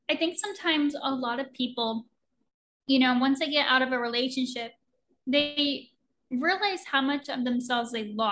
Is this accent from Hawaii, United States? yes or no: no; Oregon, United States; moved away as an adult; I was 20 when I moved across the country from Oregon to Florida, didn't know anybody.